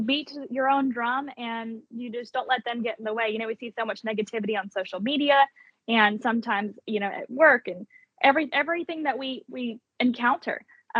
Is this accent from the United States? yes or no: yes; Alabama, United States; Alabama. So I went back the 4th year and I placed top 10. And I thought, well, if I really want to win my home state.